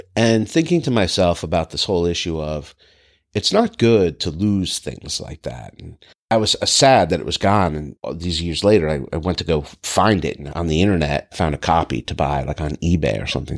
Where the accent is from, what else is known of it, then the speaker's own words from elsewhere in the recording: Northeast, United States; moved away; growing up in the Northeast